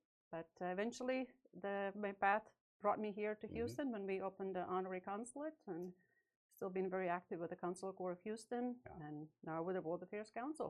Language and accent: English; Latvia; moved away as an adult; now in United States; I'm originally from Latvia. I was born during the USSR era.